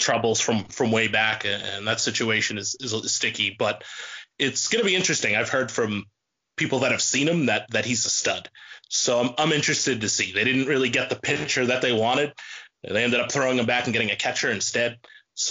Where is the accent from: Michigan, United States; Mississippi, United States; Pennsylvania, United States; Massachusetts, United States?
Massachusetts, United States; Boston; I'm from Boston